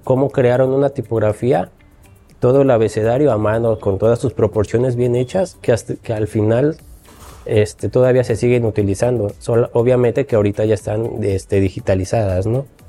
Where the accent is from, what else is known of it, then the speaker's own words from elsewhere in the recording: Xalapa, Veracruz, Mexico; Yo soy de Jalapa, toda mi vida he vivido aquí